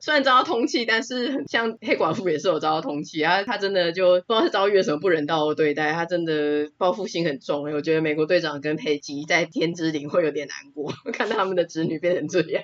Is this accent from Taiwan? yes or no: yes; Taiwan; 我觉得应该算是我们台湾人很幸福啦